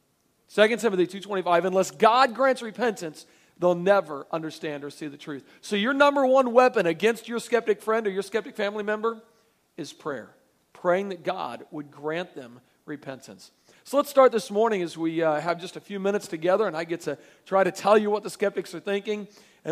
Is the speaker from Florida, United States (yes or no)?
yes; Pensacola, Florida, United States; I am from Pensacola, Florida